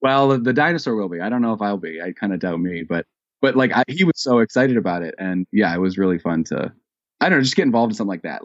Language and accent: English; United States; I'm an American, U S A, born